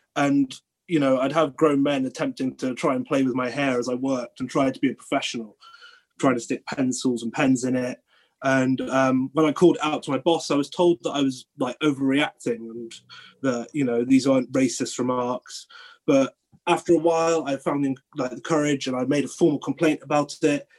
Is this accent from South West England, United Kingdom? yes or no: yes; Cornwall, South West England, United Kingdom; moved away as an adult; now in Bath, United Kingdom; I grew up in Cornwall in the southwest